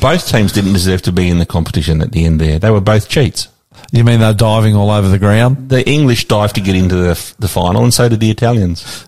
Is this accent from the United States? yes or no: no; Sydney, New South Wales, Australia; I was born here in Sydney and I'm proud of it